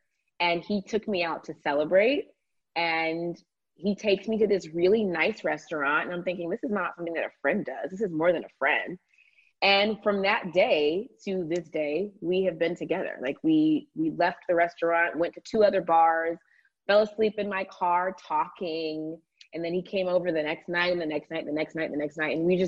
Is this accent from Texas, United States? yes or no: no; Atlanta, Georgia, United States; I watched Atlanta Housewives was the first show I watched because I'm from Atlanta.